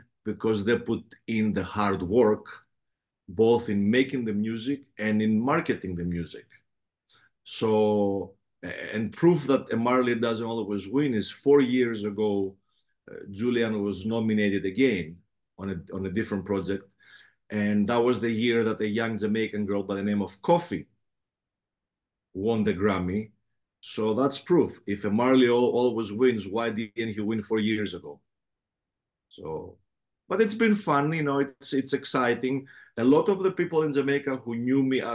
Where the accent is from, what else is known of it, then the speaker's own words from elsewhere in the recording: Athens, Attica, Greece; accent: heavy Greek accent; English is a second language; also born or lived in Patras, Greece / Los Angeles, United States; now in New York, United States; I'm a Peloponnesian, but Athens is where I grew up.